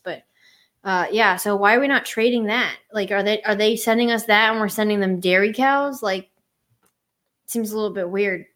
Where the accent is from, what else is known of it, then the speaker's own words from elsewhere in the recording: Pennsylvania, United States; I'm from Pennsylvania